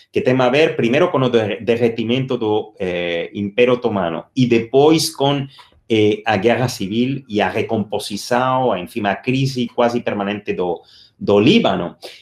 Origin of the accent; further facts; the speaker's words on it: Spain; moved away; soy español de nacimiento